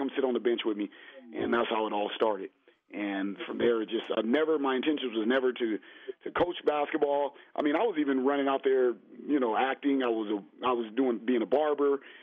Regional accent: Los Angeles, California, United States; I was raised in South Central LA.

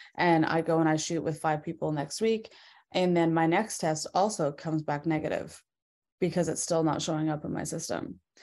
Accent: British Columbia, Canada; moved away as an adult; also born or lived in Vancouver; I'm from Vancouver. Um, born and raised in like a little town, like an hour outside of Vancouver

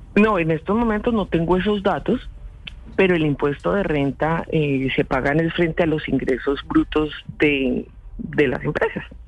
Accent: Colombia; como los colombianos, por las noches hablo con Dios

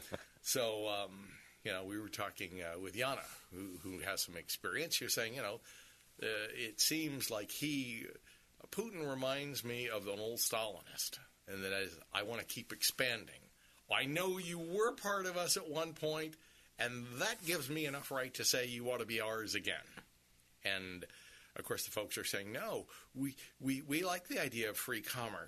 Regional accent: Sun City, United States; I didn't grow up in Chicago. I grew up in Sun City.

